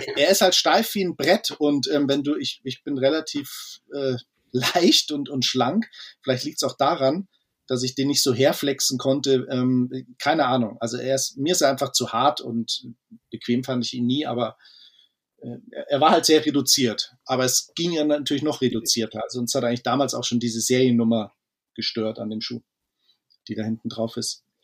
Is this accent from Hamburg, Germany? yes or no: no; Munich, Bavaria, Germany; Wir sind äh, Münchner Jungs